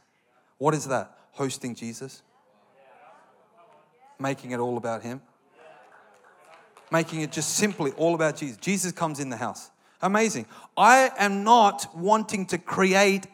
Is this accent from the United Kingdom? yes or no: no; Australia; I'm an Australian